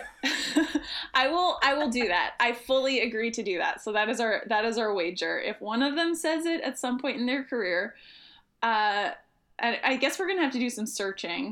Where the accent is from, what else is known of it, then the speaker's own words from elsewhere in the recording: Sammamish, Washington, United States; now in Bay Area, United States; I grew up in the Seattle area. I'm Sammamish, actually.